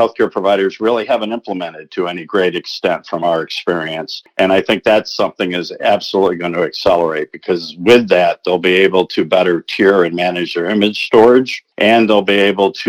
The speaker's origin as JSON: {"language": "English", "town": "Rochester", "region": "New York", "country": "United States", "tie": "born or raised there", "said": "I started with the Eastman Kodak Company in my hometown of Rochester, New York"}